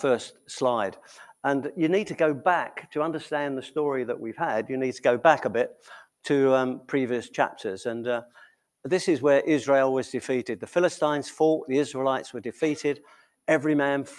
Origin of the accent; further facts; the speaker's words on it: England, United Kingdom; being English